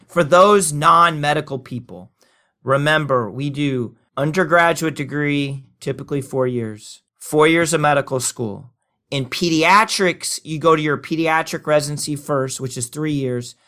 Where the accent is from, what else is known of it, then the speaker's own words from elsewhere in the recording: Oklahoma, United States; moved away; I've lived longer outside of Oklahoma than I've lived inside of Oklahoma, though I'm an Okie